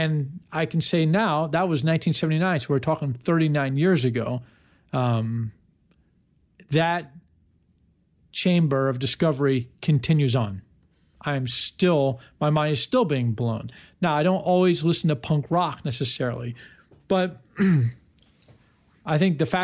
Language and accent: English; Washington, District of Columbia, United States; a kid growing up in Washington, D.C.